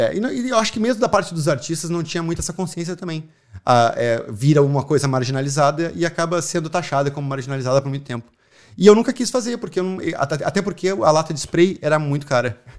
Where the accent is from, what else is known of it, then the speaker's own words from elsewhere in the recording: Porto Alegre, Rio Grande do Sul, Brazil; moved away as an adult; now in Ireland; eu sou de Porto Alegre, se vocês não notaram ainda o sotaque.